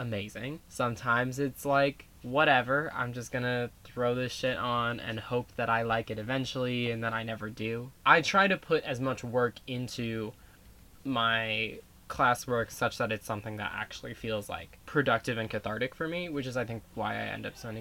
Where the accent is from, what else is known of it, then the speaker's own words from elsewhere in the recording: Virginia, United States; growing up in Virginia